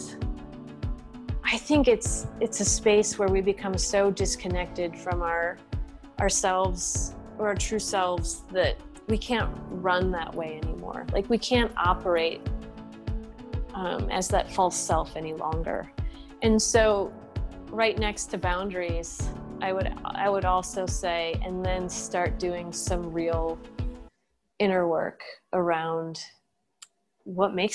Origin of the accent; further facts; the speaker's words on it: Eau Claire, Wisconsin, United States; I grew up in Eau Claire, Wisconsin